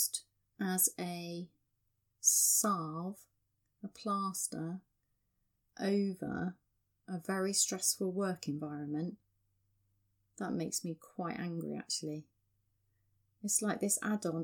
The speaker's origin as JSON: {"language": "English", "region": "England", "country": "United Kingdom", "said": "that's just how we are as English people"}